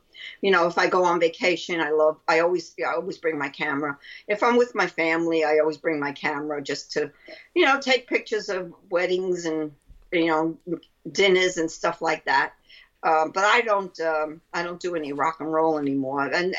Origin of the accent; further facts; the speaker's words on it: Brooklyn, New York, United States; accent: Brooklyn; That's my Brooklyn accent.